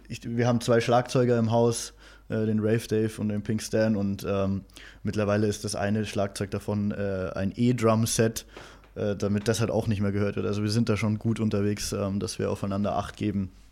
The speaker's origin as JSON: {"language": "German", "town": "Unterhaching", "region": "Bavaria", "country": "Germany", "tie": "born or raised there", "said": "wir sind beide in Unterhaching sind wir groß geworden."}